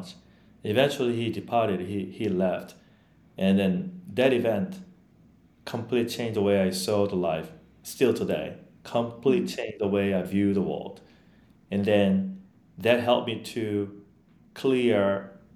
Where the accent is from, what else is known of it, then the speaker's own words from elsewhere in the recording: Yeosu, South Jeolla, South Korea; English is a second language; moved away as an adult; also born or lived in Long Island, New York, United States; now in United States; I didn't even go back to my hometown because it's a suburb. I have to take a train to go back to my home